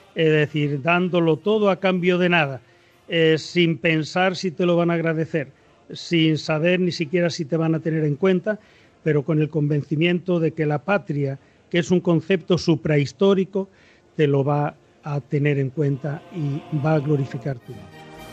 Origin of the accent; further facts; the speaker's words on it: Extremadura, Spain; now in Cartagena, Spain; yo soy extremeño, es decir, los extremeños somos sureños al menos la gente de Badajoz